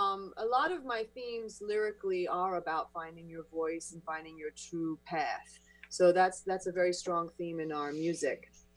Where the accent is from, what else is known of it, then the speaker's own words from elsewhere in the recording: France; moved away; moi, je suis française. I am French. I was born in France and my mother's French. My sister was, I'm half French and half British. My sister was born in England. I was born in France.